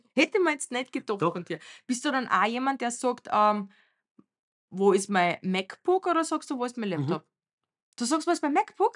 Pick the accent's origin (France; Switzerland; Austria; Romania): Romania; moved away; Bei uns in Rumänien